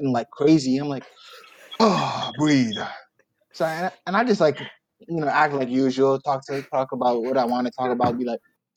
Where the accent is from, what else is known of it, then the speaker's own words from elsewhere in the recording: New York City, New York, United States; I'm from Brooklyn too